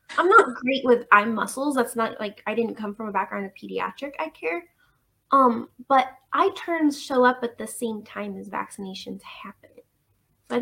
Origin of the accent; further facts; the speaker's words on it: Tulsa, Oklahoma, United States; also born or lived in Owasso, Oklahoma; this urban area that I grew up in Tulsa and Owosso